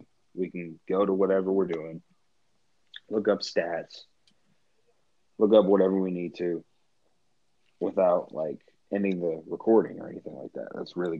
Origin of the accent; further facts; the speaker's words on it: Oklahoma City, Oklahoma, United States; now in Lexington, United States; I'm from Oklahoma City. That's where I was born. That's where I was raised for some years.